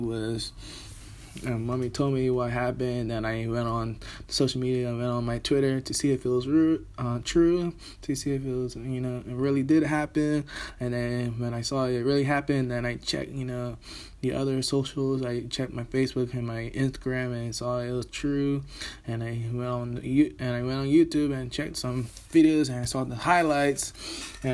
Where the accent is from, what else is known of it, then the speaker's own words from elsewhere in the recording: Bermuda; now in Birmingham, United Kingdom; I am Bermudian, currently living here in Birmingham, England